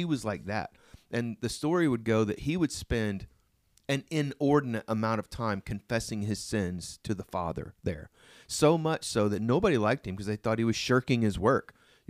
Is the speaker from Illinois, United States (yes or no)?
no; Oklahoma, United States; Yeah, I'm from Oklahoma.